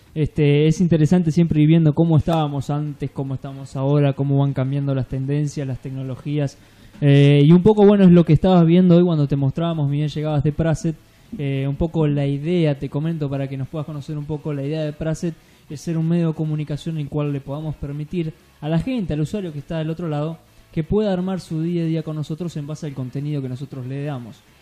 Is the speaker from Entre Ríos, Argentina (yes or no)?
yes; Entre Ríos, Argentina; moved away; nacimos en Entre Ríos, venimos de allá